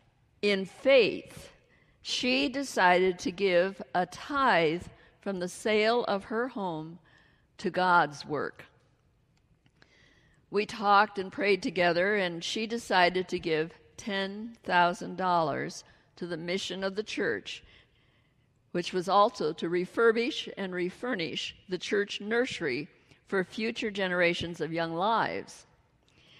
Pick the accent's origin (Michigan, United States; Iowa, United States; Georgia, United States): Iowa, United States; moved away; grew up in Iowa, right in the heart of the Midwest